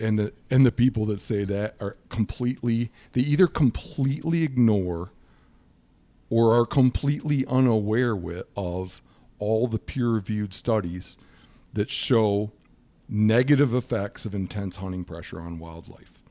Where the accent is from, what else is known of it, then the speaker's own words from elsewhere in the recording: Michigan, United States; moved away as an adult; also born or lived in Montana; now in Miles City, United States; I'm from Michigan originally, and I moved to Montana in nineteen ninety-seven